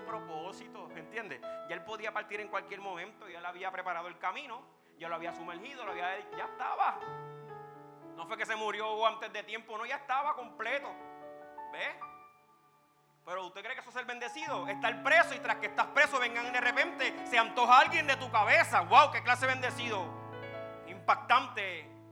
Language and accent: Spanish; Puerto Rico; Nacimos en Puerto Rico, un país que hay tecnología